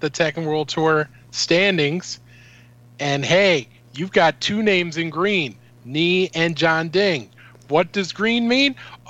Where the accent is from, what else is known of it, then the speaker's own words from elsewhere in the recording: Minnesota, United States; Hey, I'm Minnesotan.